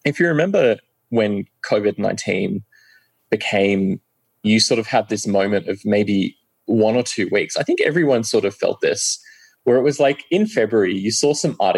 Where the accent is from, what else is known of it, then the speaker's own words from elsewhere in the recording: Australia; moved away as an adult; also born or lived in London, United Kingdom; now in Oslo, Norway; I was 8 years old when I moved away from London to Australia